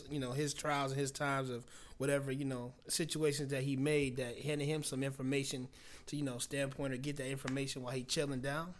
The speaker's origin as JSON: {"language": "English", "town": "Cleveland", "region": "Ohio", "country": "United States", "tie": "born or raised there", "said": "Cleveland, Ohio, my hometown"}